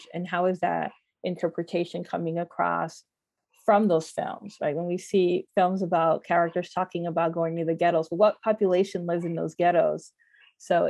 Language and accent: English; United States; I grew up in the United States, my parents are from the Dominican Republic